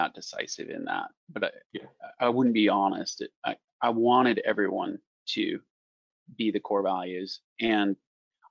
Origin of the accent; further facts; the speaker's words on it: Iowa, United States; we're from Iowa, Field of Dreams